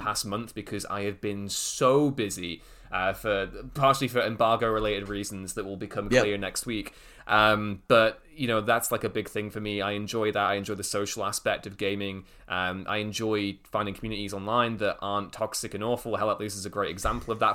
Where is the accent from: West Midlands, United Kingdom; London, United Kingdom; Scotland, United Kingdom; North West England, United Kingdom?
North West England, United Kingdom; Liverpool; moved away; I'm originally from Liverpool, so I have a lot of mates back there.